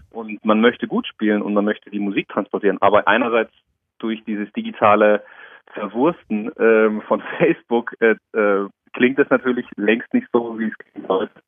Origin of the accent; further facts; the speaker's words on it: Darmstadt, Hesse, Germany; now in Karlsruhe, Germany; von meiner Heimatstadt Darmstadt ist es schon eher eine Großstadt